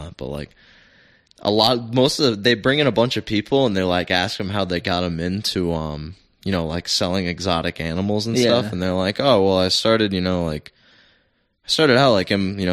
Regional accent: Rhode Island, United States; we're from Rhode Island

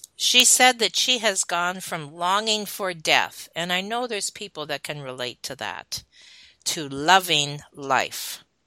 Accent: Michigan, United States; I was raised in Michigan.

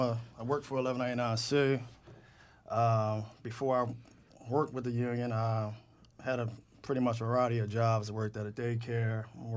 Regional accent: Philadelphia, Pennsylvania, United States; I was born and raised in Philadelphia.

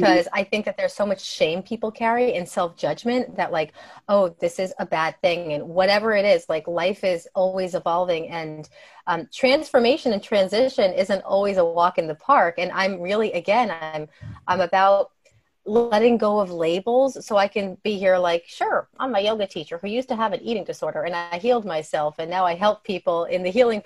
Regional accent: New Jersey, United States; I grew up in New Jersey

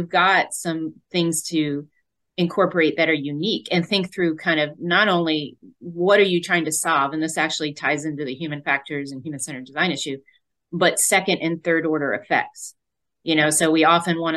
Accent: Northfield, New Jersey, United States; Jersey girl at heart, born and raised in South Jersey, Northfield, New Jersey

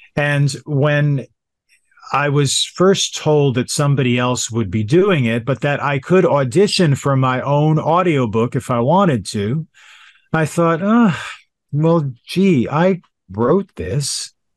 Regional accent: Yonkers, New York, United States; also born or lived in Manhattan, New York; I was born in Manhattan, but adopted, and so I grew up in Yonkers, New York, directly north of Manhattan

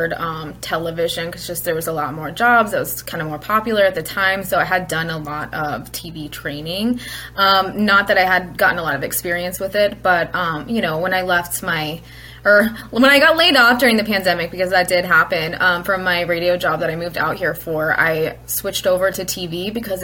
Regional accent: southern Illinois, United States; moved away as an adult; now in North Dakota, United States; I'm from Illinois originally. And when I say Illinois, I mean the southern half of the state

